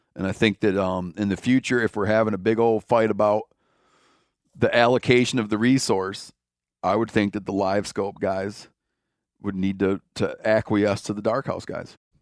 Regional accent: Michigan, United States; moved away; when I grew up in Michigan, at first, for most of my life that I lived there

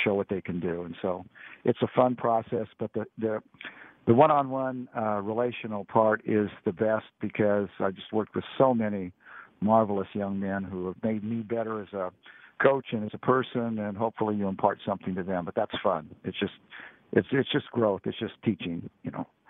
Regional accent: Laton, California, United States; Layton's a small farming community. I grew up on a on a farm, uh, four miles from from Layton

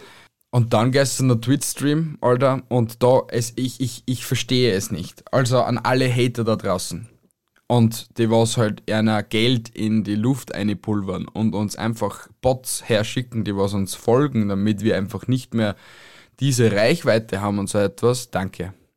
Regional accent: Austria; bei uns in Österreich

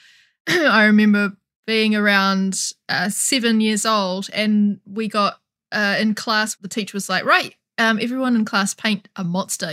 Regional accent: New Zealand; I'm from New Zealand

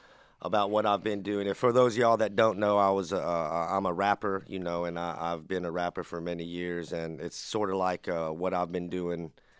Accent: about an hour north of Sacramento, Northern California, United States

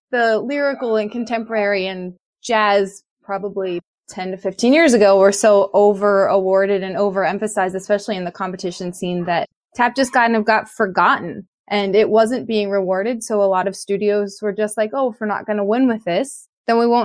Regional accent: Pittsburgh, Pennsylvania, United States; I'm from Pittsburgh, Pennsylvania

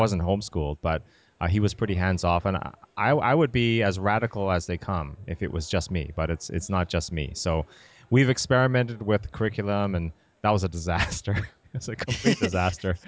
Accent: Canada; moved away as an adult; also born or lived in Massachusetts; now in United States; I grew up in Canada

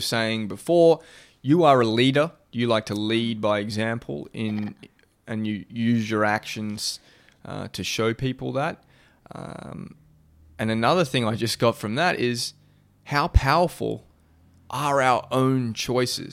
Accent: Australia; being an Aussie

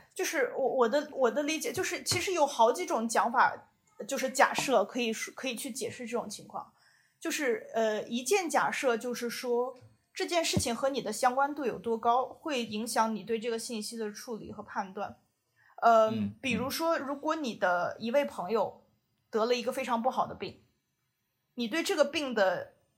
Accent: China; moved away as an adult; also born or lived in Beijing / Shanghai / Shenzhen / Taipei; now in South Korea; 就是我作为一个中国人，我当时泡在微博上的时候

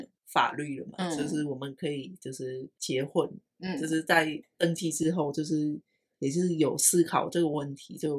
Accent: Vietnam; 觉得我是越南人，嗯，对，然后我还有我。家人在那边这样。

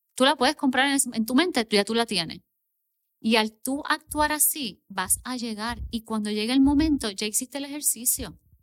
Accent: Puerto Rico; also born or lived in Miami, Florida; yo soy puertorriqueña

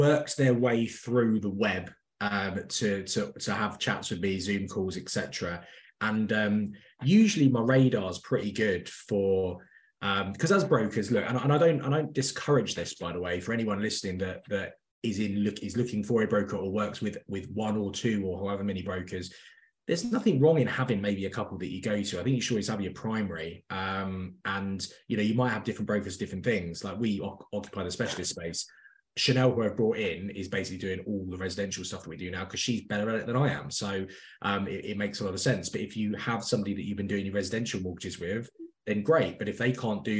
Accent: London, United Kingdom; moved away as an adult; also born or lived in Midlands; I'm from North London originally

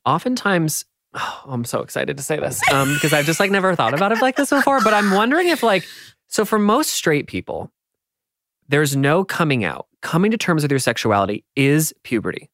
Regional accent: United States; I'm from America

